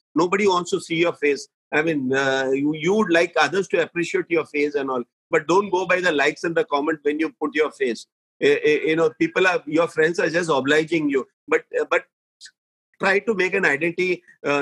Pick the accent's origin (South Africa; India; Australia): India; Mumbai, Maharashtra; I'm born and brought up in Bombay.